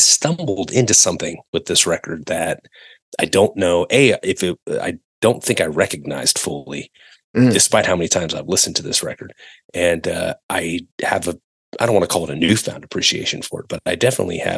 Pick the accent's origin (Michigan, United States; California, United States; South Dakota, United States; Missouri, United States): California, United States; Northern; growing up in Northern California